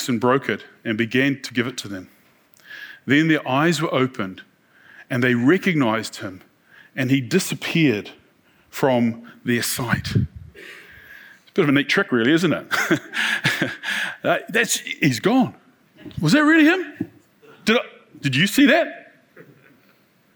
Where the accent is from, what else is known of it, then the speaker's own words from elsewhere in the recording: New Zealand; We're from New Zealand